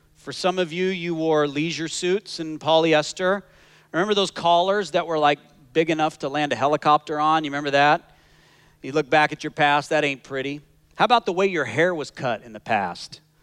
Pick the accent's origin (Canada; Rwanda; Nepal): Canada; now in Scottsdale, United States; I am as Canadian as they come